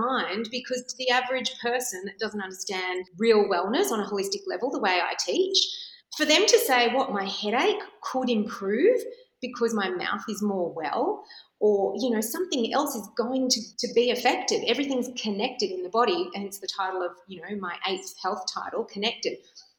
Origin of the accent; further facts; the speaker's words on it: Melbourne, Victoria, Australia; now in Sydney, Australia; I know that I was from Melbourne, had heard all about you and couldn't wait to move to Sydney to see you.